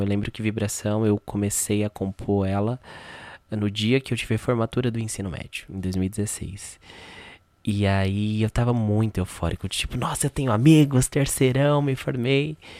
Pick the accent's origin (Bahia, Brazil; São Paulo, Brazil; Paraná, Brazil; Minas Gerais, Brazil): São Paulo, Brazil; eu sou aqui da Zona Norte de São Paulo, né? Uh, da Brasilândia, mais precisamente. Nasci aqui, fui criado aqui